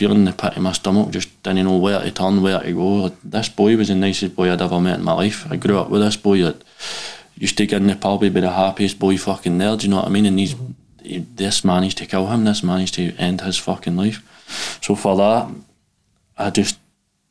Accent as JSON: {"language": "English", "town": "Glasgow", "region": "Scotland", "country": "United Kingdom", "tie": "born or raised there", "said": "I grew up in Pollok, kind of priest hill."}